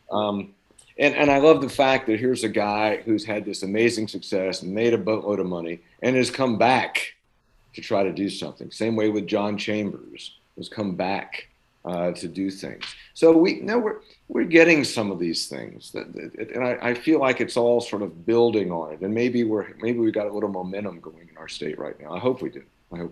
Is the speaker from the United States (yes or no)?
yes; Jefferson County, West Virginia, United States; I'm from, Jefferson County